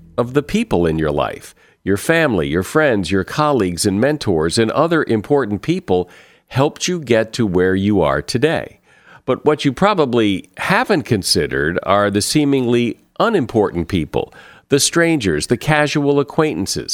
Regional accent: United States; I'm American

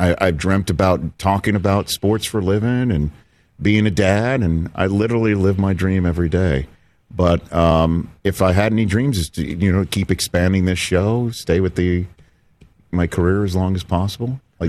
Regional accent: New York City, New York, United States; moved away; I'm from originally from New York City, Staten Island, New York.

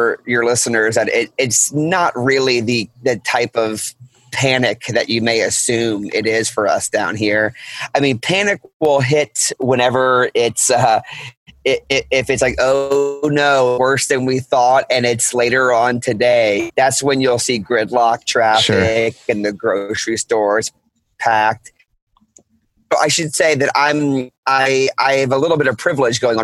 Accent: New Orleans, Louisiana, United States; I'm born and raised in New Orleans. I lived here most of my life

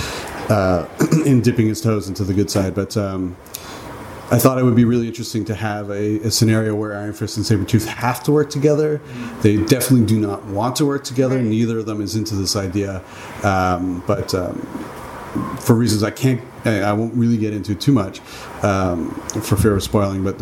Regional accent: Canada; I'm from Canada

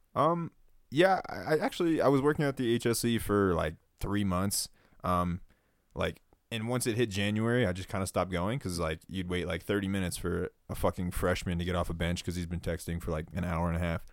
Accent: Sarasota, Florida, United States; moved away as an adult; now in Flagstaff, United States; I'm from Sarasota, Florida

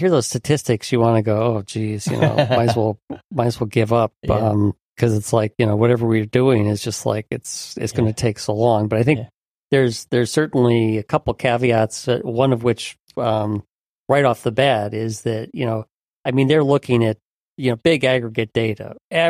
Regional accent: Buffalo, New York, United States; also born or lived in Chicago / Pittsburgh; now in New England, United States; I grew up in Chicago. I was born in Chicago, grew up in Buffalo and Pittsburgh and live in New England.

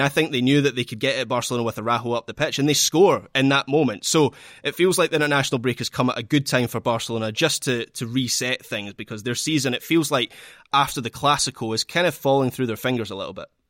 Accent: Scotland, United Kingdom; as a Scot

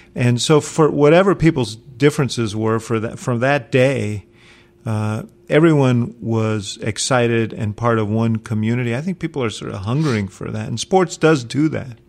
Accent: New York, United States; now in Chicago, United States; I come from New York, so when I came to Chicago many, many, many years ago

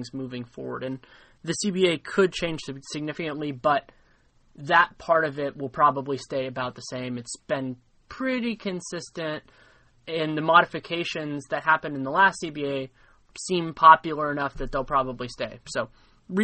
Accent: Bay Area, California, United States; also born or lived in Los Angeles; born and raised in the Bay Area

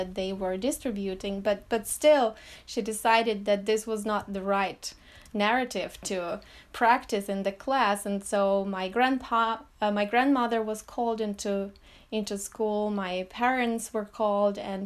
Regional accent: Petrozavodsk, Republic of Karelia, Russia; now in Finland; The place was called Karelia, and I grew up in the capital city of this part of the Russian Republic.

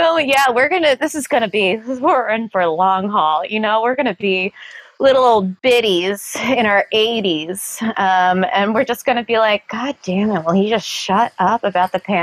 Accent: New York City, New York, United States; I'm a New Yorker

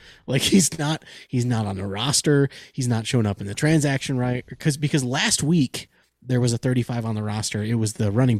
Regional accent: Michigan, United States; I'm from Michigan.

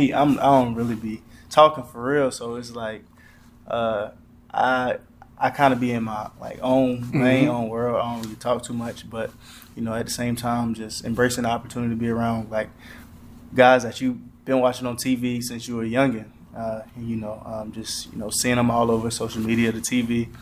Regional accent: South Carolina, United States; growing up in South Carolina

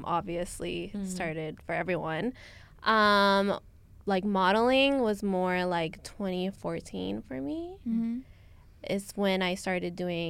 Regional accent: Long Beach, California, United States; now in Dallas, United States; I used to live, like, I'm from Long Beach.

